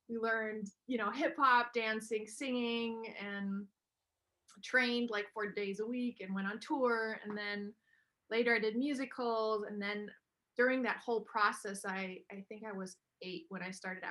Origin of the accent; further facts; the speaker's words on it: Germany; I am half German, half American, born and raised in Germany.